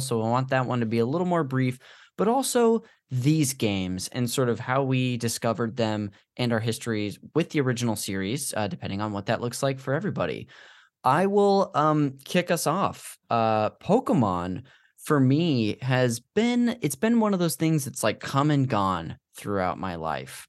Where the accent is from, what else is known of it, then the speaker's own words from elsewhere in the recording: Modesto, California, United States; this church we went to growing up in Modesto